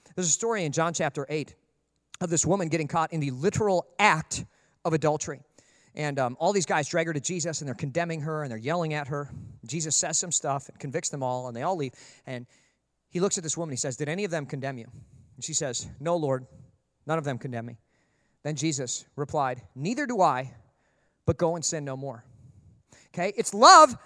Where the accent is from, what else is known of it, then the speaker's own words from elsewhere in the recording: Minnesota, United States; growing up in Minnesota, everybody had a dog.